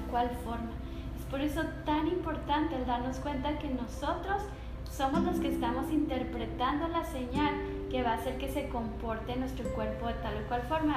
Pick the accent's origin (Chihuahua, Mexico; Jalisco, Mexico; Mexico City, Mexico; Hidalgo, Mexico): Chihuahua, Mexico; Hidalgo del Parral; cuando estaba chiquita, porque soy de Parral, mis papás nos llevaban a los jales